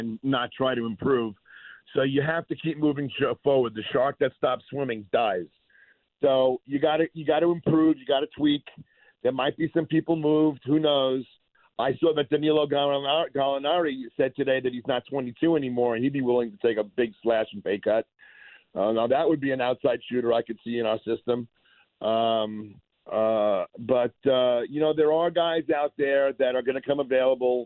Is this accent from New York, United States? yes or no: yes; Long Island, New York, United States; Danny Green is from the same hometown. We're both from Long Island.